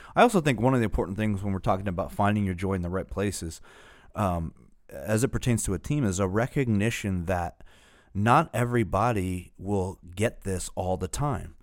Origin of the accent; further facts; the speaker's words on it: Northeast, United States; we're from the Northeast